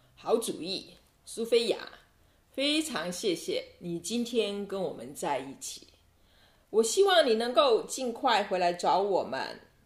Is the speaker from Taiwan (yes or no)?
yes; Taiwan; now in Italy; 我是台湾人。 我住在意大利。但是，即使我不再住在台湾，那个美丽的海岛永远在我心中，所以很开心能够和大家谈谈我的故乡